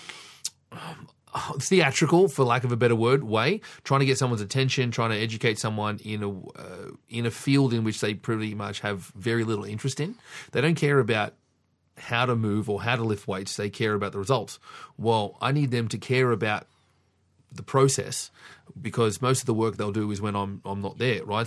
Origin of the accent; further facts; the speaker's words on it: Sydney, New South Wales, Australia; I was fortunate enough to be born and raised in Sydney